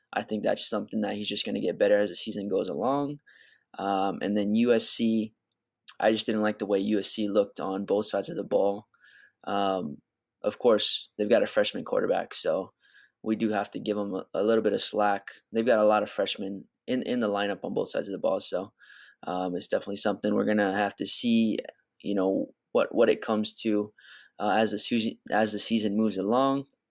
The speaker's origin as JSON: {"language": "English", "region": "Hawaii", "country": "United States", "said": "I am from Hawaii"}